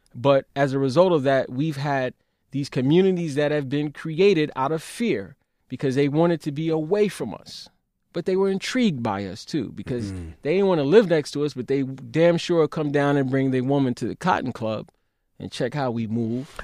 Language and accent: English; New York City, New York, United States; growing up in Brownsville, where it was an air of lawlessness in Brownsville and East New York